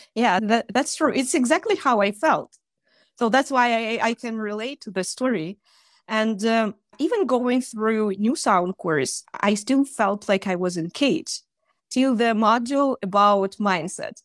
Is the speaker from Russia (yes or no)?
yes; Russia; English is a second language; also born or lived in Chita, Russia; I'm from Russia, and I live in a small town, which is called Chita, in the east of Russia